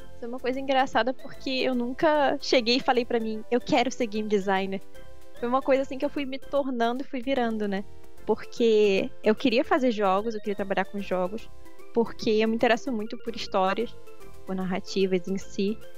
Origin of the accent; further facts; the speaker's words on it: Rio de Janeiro, Brazil; Eu sou do Rio de Janeiro, vocês vão ouvir bastante do meu sotaque